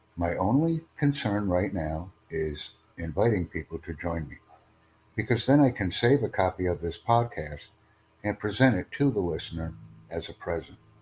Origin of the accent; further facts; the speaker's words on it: United States; I come from the United States